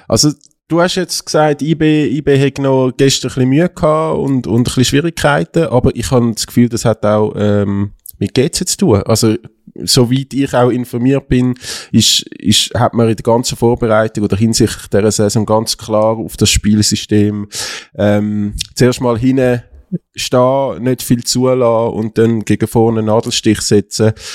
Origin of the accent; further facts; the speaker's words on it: Zurich, Switzerland; als Zürcher